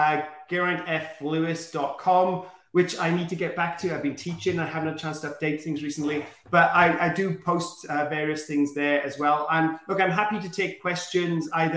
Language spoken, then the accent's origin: English; Wales, United Kingdom; I am very proud of my home country.